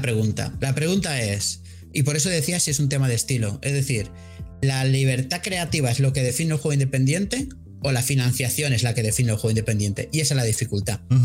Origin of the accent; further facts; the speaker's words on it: Mallorca, Balearic Islands, Spain; aquí en Mallorca